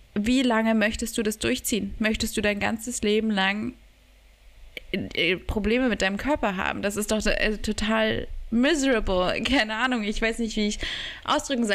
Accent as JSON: {"language": "German", "region": "Berlin", "country": "Germany", "tie": "born or raised there", "said": "ich wurde auch in Berlin geboren bin da aufge also ich bin nicht wirklich aufgewachsen, aber ähm, Teil meiner Kindheit"}